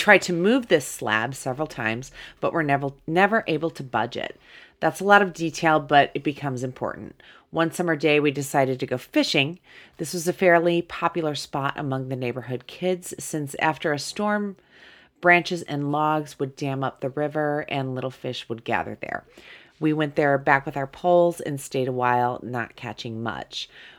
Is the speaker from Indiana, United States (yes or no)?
yes; Muncie, Indiana, United States; I grew up in Muncie, Indiana.